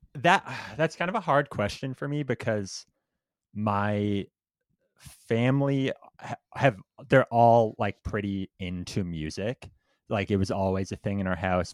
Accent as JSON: {"language": "English", "town": "Windsor", "region": "Ontario", "country": "Canada", "said": "Windsor, which is, like, the city right next to Detroit, like, right at the border."}